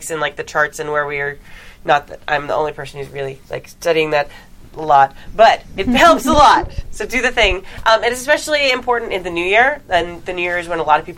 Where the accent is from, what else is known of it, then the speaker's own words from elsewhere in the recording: California, United States; accent: Valley Girl; I'm from California. I speak Valley Girl.